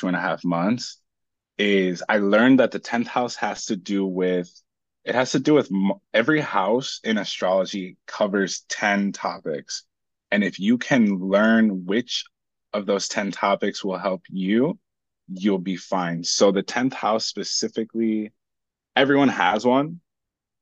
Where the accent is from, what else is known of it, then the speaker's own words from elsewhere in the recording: Minnesota, United States; we landed in Minnesota. 3 days later, I was born